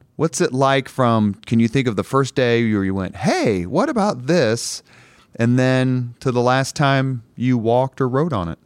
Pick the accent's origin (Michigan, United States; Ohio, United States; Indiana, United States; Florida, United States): Indiana, United States; Indianapolis; Irvington where I grew up